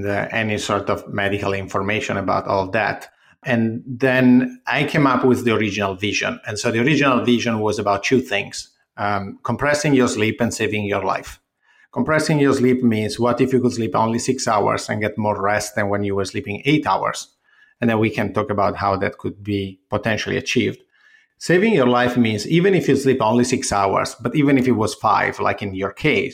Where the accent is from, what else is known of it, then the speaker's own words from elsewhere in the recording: Ferrara, Emilia-Romagna, Italy; moved away as an adult; also born or lived in Milan, Italy / United Kingdom; now in New York, United States; originally, I'm from Ferrara, which is the this city from the Middle Ages with a castle in the middle, walls all around, and is close to Bologna and Venice